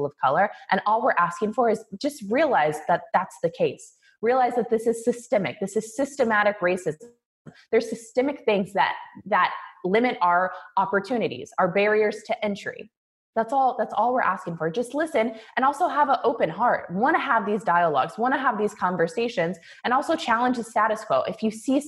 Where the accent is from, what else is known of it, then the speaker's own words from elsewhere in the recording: Kansas City, Missouri, United States; moved away; I grew up in Kansas City, Missouri.